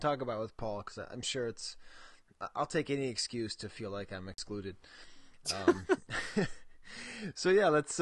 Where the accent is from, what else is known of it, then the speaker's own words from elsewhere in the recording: United States; also born or lived in south of France; I always feel weird whenever I'm over there being an American